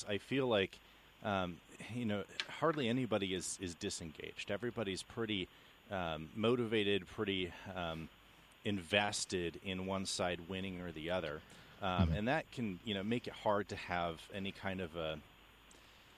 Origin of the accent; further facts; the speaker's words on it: Oregon, United States; also born or lived in California / Seattle, Washington; Lived in California first 10 years of my life, and then Oregon until I graduated high school